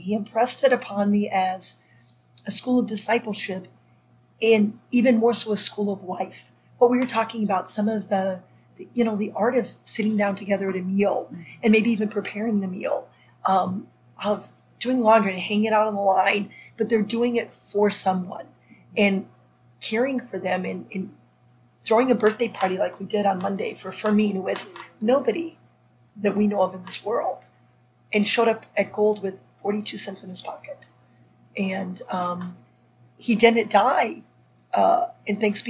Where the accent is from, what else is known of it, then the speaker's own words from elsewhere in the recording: Minnesota, United States; moved away; also born or lived in France; growing up in Minnesota